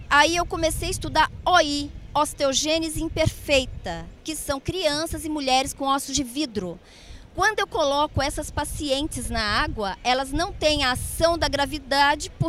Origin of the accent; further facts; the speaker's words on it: Cáceres, Mato Grosso, Brazil; born there; now in São Paulo, Brazil; É, Pantanal fica no Mato Grosso, a 300 quilômetros de Cuiabá. Eu nasci em Cáceres.